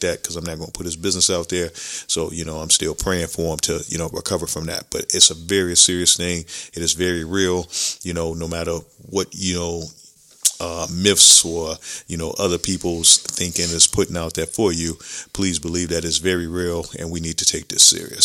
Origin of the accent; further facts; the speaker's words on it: Chicago, Illinois, United States; growing up in Chicago